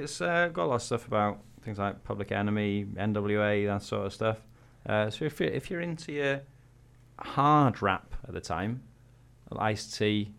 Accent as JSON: {"language": "English", "region": "Wales", "country": "United Kingdom", "said": "I'm Welsh."}